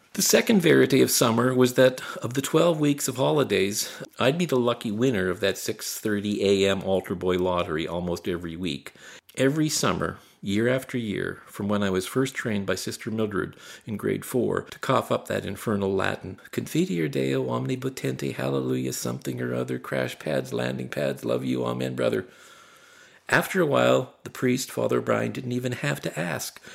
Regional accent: Barry's Bay, Ontario, Canada; When I was a young boy growing up in Barry's Bay in the nineteen sixties

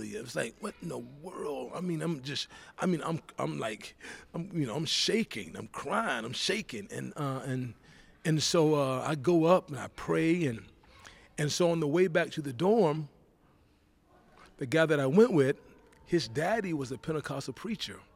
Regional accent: Georgia, United States; As a matter of fact, I went back home to Georgia. Okay. Went to my hometown.

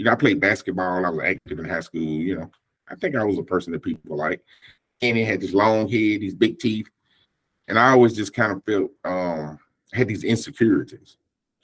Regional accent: Jackson, United States; I was born here in Jackson, and I was raised in a Pentecostal church to begin

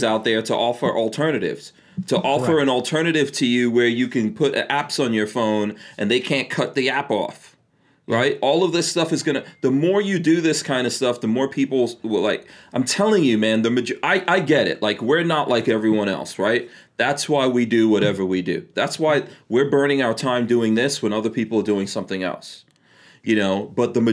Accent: New York, United States; moved away as an adult; also born or lived in New Jersey; I grew up in New York, and I left New York because it was so terrible. Moved to New Jersey

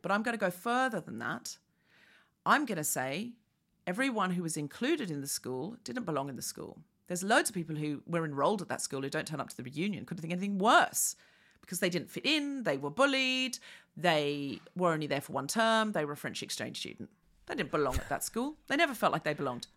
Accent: Queensland, Australia; moved away as an adult; also born or lived in London; I was raised in Queensland

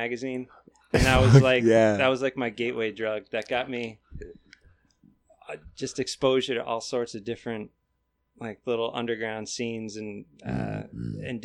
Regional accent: Durham, Connecticut, United States; moved away; also born or lived in Massachusetts; I'm born in Massachusetts and then grew up mainly in Connecticut

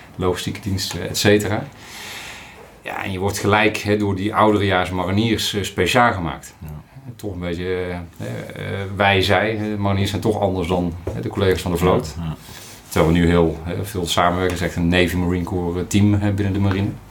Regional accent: Breda region, North Brabant, Netherlands; accent: Brabant; also born or lived in Steenbergen; Ik ben eh, Brabantse jongen, dat hoor je misschien nog, nog wel. op, geboren in Steenberg, opgegroeid in de regio Breda

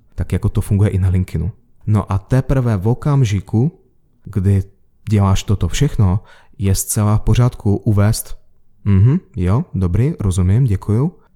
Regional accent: Moscow, Russia; moved away; A já jsem se narodil v Moskvě

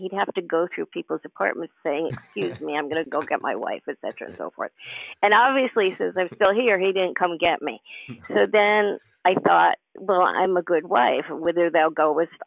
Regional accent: New York, United States; moved away; also born or lived in Carmel, California; I'm a New Yorker at heart.

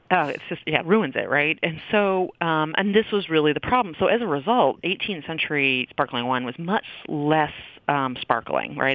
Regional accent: Maine, United States; moved away as an adult; also born or lived in Seattle, Washington / Midwest; I grew up on the East Coast. I um, actually grew up in Maine

